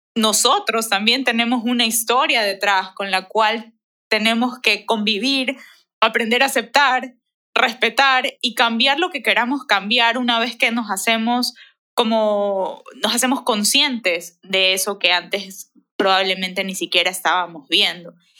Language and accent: Spanish; Ecuador; como ecuatorianos